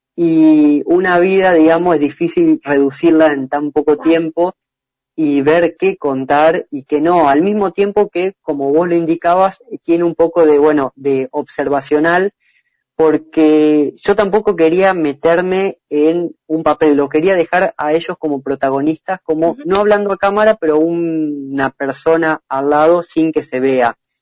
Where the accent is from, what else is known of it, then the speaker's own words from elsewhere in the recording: San Francisco, Córdoba, Argentina; yo soy de San Francisco, de acá, muy cerca de María Juana